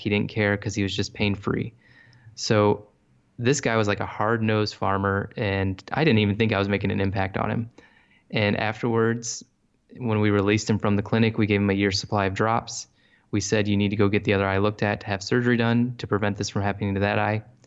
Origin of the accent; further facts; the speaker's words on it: Bryan, Ohio, United States; moved away as an adult; also born or lived in Columbus, Ohio; now in South Carolina, United States; born and raised in Ohio. And I'm from a little town called Bryan, Ohio